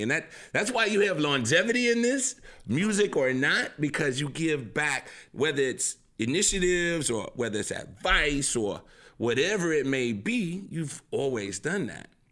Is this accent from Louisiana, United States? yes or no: yes; New Orleans, Louisiana, United States; I'm seven ward down